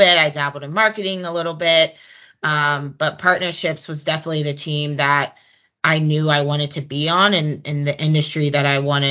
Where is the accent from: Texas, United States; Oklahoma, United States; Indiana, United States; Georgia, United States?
Georgia, United States; Atlanta; Just being able to still be in my hometown